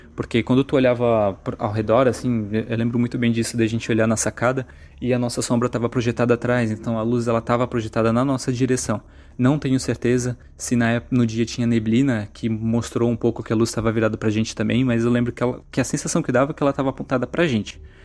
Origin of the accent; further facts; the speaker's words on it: Santa Catarina, Brazil; also born or lived in Brusque; Eu sou de Santa Catarina